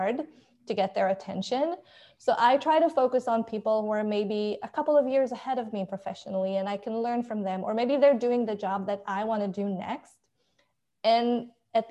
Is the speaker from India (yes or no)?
no; Israel; moved away as an adult; now in United States; So I am originally from Israel, and I moved to the US 3 years ago